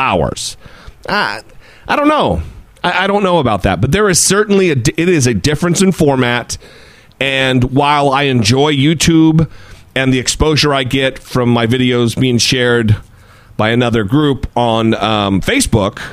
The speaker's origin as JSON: {"language": "English", "region": "Idaho", "country": "United States", "tie": "born or raised there", "moved": "yes", "lives_now": "Orange County, United States", "said": "my home state of Idaho. I live in Orange County, California."}